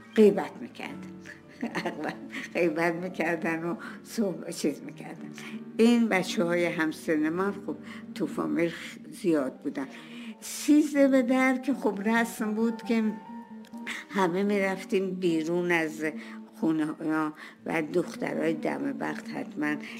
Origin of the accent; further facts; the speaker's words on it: Tehran, Tehran Province, Iran; باغ یوسفیه به دنیا آمدم باغ یوسفیه یه باغی بود مال پدر بزرگم که در تو دروازه شمرون قرار داشت در اونجا به دنیا آمدم